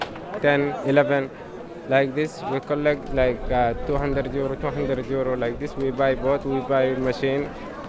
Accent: Sudan; English is a second language; also born or lived in Libya / Malta / Italy; now in Calais, France; I'm come from Sudan. I'm 17 years old. I was come in Libya, and after I come in Malta

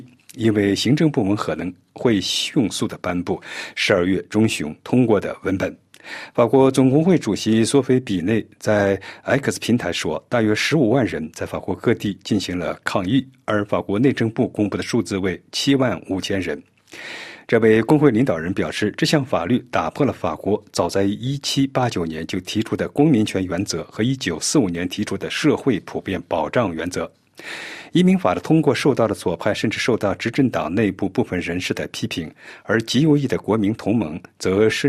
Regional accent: Beijing, China; 我是北京人，我从小出生在北京。

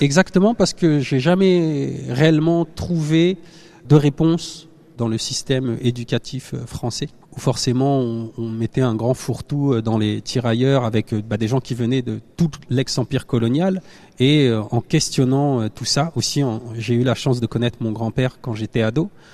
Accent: Normandy, France; je suis né en Normandie

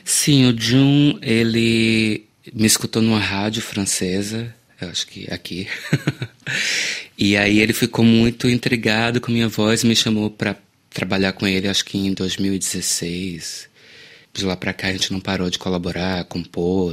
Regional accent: Salvador, Bahia, Brazil; eu nasci na Bahia

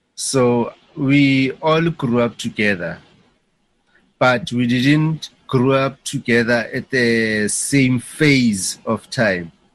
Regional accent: Soweto, Gauteng, South Africa; That's where I was born in Soweto, in Mzimhlope

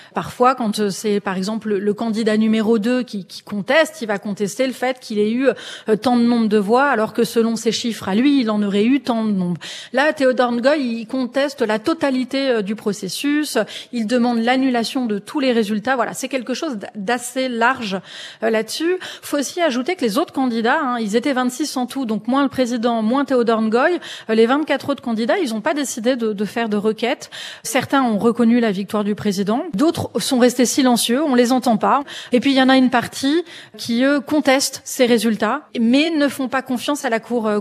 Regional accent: France; en tant que Français.

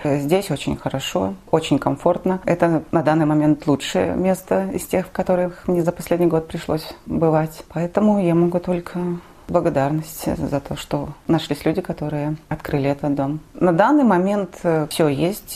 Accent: Zaslawye, Minsk Region, Belarus; moved away as an adult; also born or lived in Kyiv, Ukraine; now in Poland; Я белоруска из Заславля

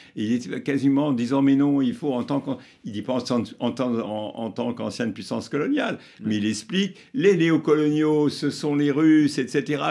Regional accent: France; en tant que Français, euh, journaliste et citoyen

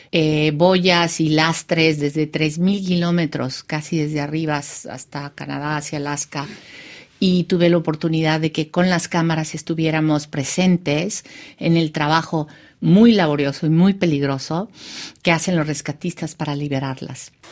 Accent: Bahía de Banderas, Mexico; born there; Y utilizando este espacio donde yo nací para hablar de algo que es absolutamente universal

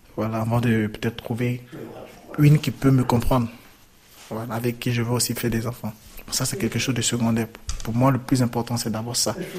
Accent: Côte d’Ivoire; moved away as an adult; also born or lived in Libya; now in Italy; J'ai quitté la Côte d'Ivoire parce que je voulais vivre. Parce qu'il y avait la guerre

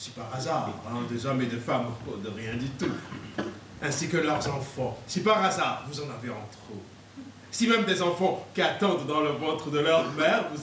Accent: Antananarivo, Analamanga, Madagascar; Euh, je suis né, j'ai grandi à Tananarive, parce que mon père a été ambassadeur de France à Madagascar pendant beaucoup d'années, mais je ne suis pas malgache, non.

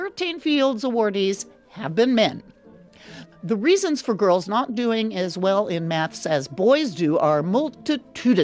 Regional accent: Texas, United States; moved away; as a Texan

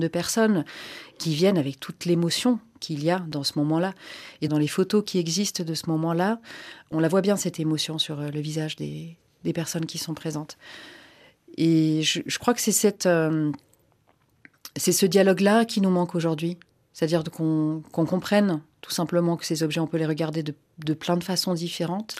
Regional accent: Senegal; French is a second language; moved away; also born or lived in Finland; Je ne suis pas française de naissance, donc non, j'ai appris le français en allant à l'école sénégalaise

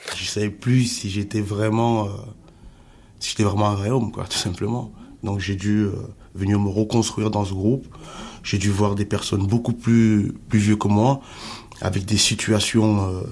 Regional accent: Cameroon; now in France; je suis Camerounais

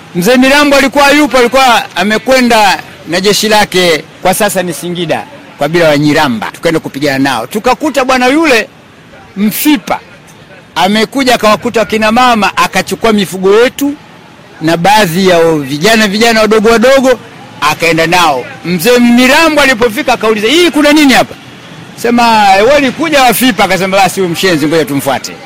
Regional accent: Urambo, Tabora, Tanzania; Urambo ndio nyumbani, lakini mkoa wa Tabora.

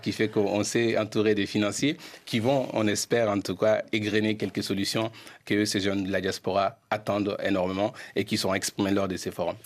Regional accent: Mali; moved away; also born or lived in Paris, France; je suis retourné au Mali entreprendre. Je fais toujours la navette entre Paris et Bamako

